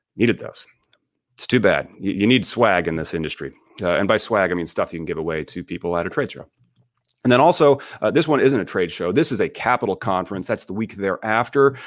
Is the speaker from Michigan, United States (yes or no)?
no; Peoria, Illinois, United States; my hometown is Peoria, Illinois.